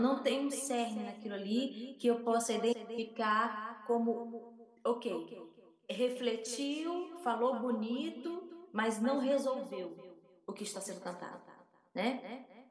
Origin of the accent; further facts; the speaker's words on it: Northeast Region, Brazil; eu sou, do Nordeste do Brasil, é, brasileira, da América do Sul